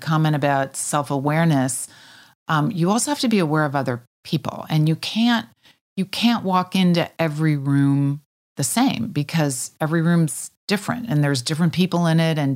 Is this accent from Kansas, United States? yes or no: yes; Kansas, United States; moved away as an adult; also born or lived in Switzerland; I was from Kansas.